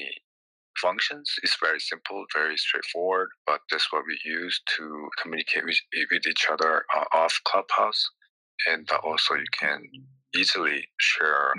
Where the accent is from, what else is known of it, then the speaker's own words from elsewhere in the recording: South Korea; I was trained as a musician growing up in Korea